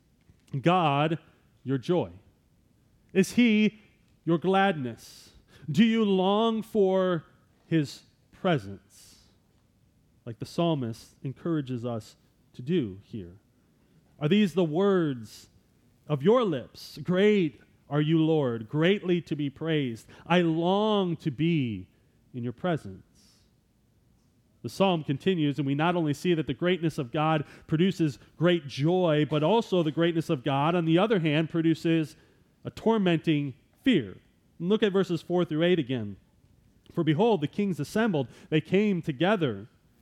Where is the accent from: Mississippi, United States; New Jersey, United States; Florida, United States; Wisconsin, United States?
Wisconsin, United States; I'm from Wisconsin